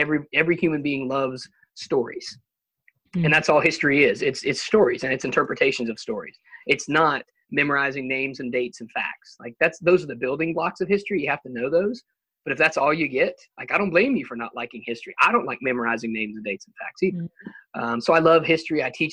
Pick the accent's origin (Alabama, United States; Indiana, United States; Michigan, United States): Alabama, United States; I'm from Alabama. I've lived here most of my life